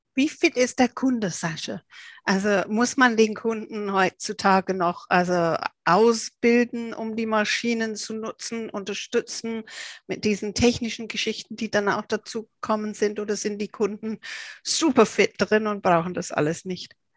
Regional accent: England, United Kingdom; ich als Engländerin

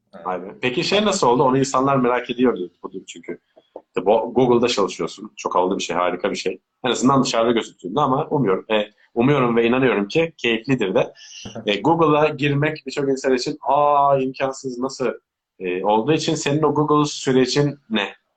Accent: Turkey; also born or lived in Belgium; Şu an Türk pasaportum var sadece.

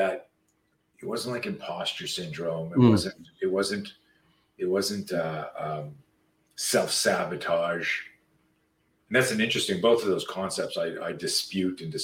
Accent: Canada; I grew up in Canada

